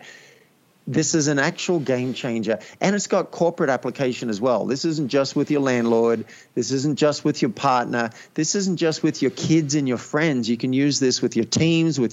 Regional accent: Australia; I grew up in Australia

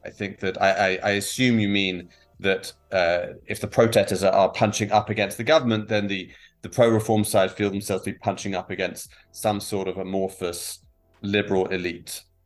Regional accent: England, United Kingdom; moved away as an adult; now in Israel; I'm uh, originally from the from the UK, from England, as people can probably tell from my accent. Uh, I've been here for about 16 years.

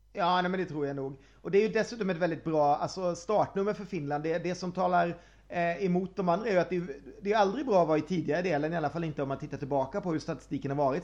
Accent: Sweden; jag är svensk

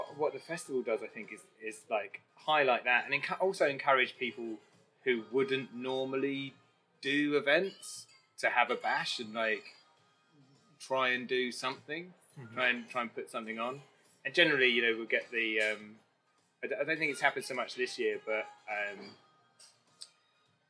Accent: London, United Kingdom; moved away as an adult; now in Leeds, United Kingdom; I'm from London, I thought I'd die there

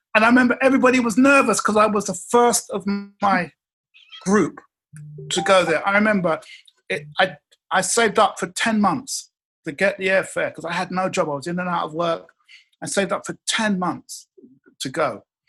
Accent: England, United Kingdom; I'm from England. But the one thing that we learned in England

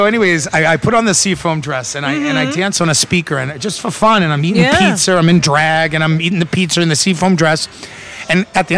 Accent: Boston, Massachusetts, United States; now in Miami Beach, United States; you're from Boston, too? I said, yeah

